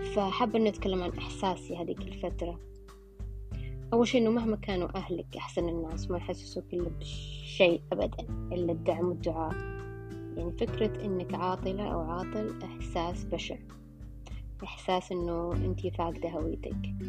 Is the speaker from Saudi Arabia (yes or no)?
yes; Saudi Arabia; إحنا مجتمع سعودي